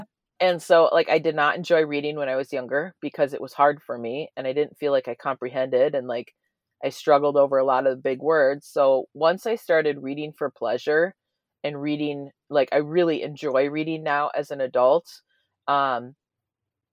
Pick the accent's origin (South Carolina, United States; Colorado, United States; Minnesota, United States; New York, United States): Minnesota, United States; growing up in Minnesota